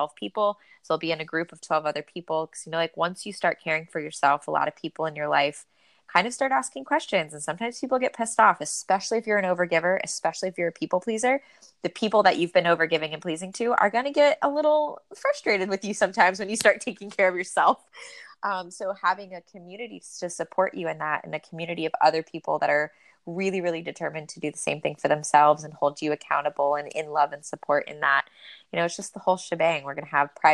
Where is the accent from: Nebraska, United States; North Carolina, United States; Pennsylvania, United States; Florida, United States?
Florida, United States; moved away; The water is still warm in Florida in the winter. I grew up there.